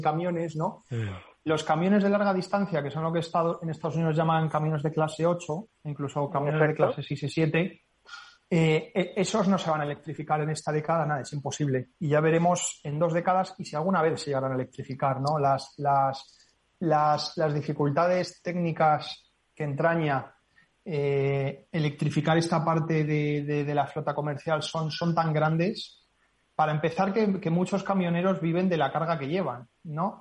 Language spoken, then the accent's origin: Spanish; Spain; nosotros como españoles